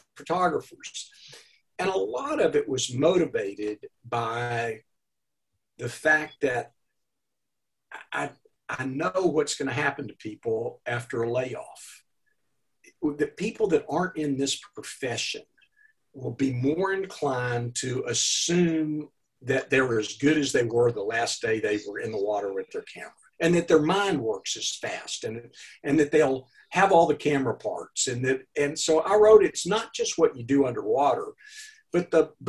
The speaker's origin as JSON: {"language": "English", "region": "Arkansas", "country": "United States", "accent": "Arkansas", "moved": "yes", "said": "My accent is from Arkansas"}